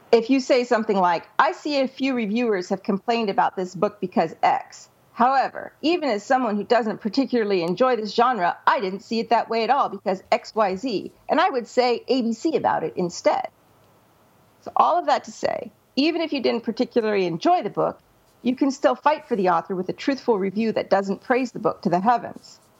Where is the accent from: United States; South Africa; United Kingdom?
United Kingdom; Scotland; being a Scotsman, I hate wasting money more